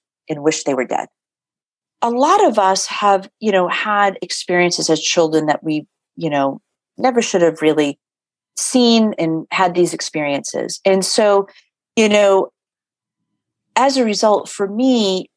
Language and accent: English; Boston, Massachusetts, United States; I'm born and raised in Boston